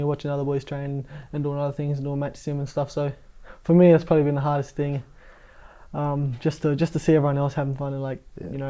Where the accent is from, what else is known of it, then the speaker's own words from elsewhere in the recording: Adelaide, South Australia, Australia; moved away; I was born in Adelaide, pretty much born and raised there